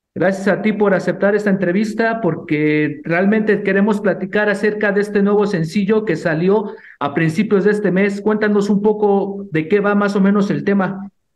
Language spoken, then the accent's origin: Spanish; Mexico; como somos mexicanos